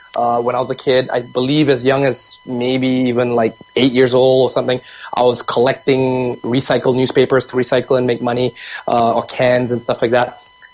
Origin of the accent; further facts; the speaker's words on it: Vancouver, British Columbia, Canada; also born or lived in Singapore / Japan; I was born in Singapore in the late 70s, immigrated to Canada and to Vancouver by the age of 12, spent 12 years here growing up, naturalizing, identifying myself as a Canadian